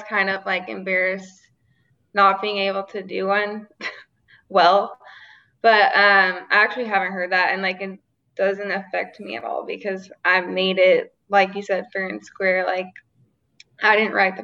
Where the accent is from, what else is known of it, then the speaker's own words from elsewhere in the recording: Arkansas, United States; We grew up in Arkansas